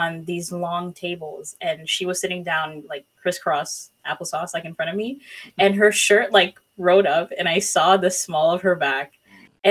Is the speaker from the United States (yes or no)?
no; Haiti; moved away; I was born and raised in like in Haiti.